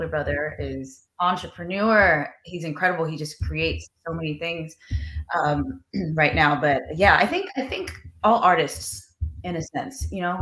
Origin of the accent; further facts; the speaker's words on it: Texas, United States; now in Los Angeles, United States; growing up in Texas, all boys